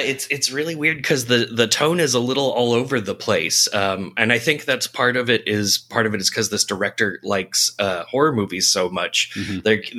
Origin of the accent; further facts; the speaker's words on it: San Francisco, California, United States; Yeah, it's okay. I grew up in San Francisco.